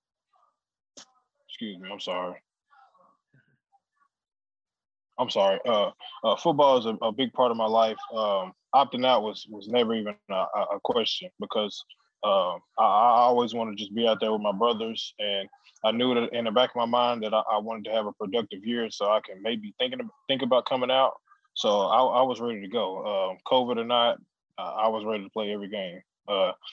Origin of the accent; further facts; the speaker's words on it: Crowley, Texas, United States; I'm back in Crowley, Texas, in my hometown, just watching it with my family